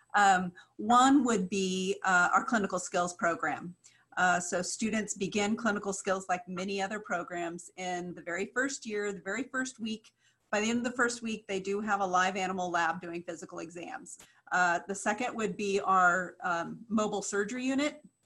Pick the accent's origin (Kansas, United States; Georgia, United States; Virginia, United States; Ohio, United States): Kansas, United States; I grew up in Kansas